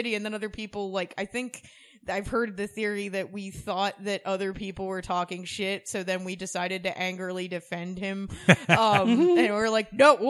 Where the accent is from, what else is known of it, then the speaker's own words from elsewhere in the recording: Philadelphia, Pennsylvania, United States; moved away as an adult; also born or lived in Trenton, New Jersey / Bensalem, Pennsylvania / Abington, Pennsylvania; I moved to Abington when I was like 8 years old, and then and Abington's also like a suburb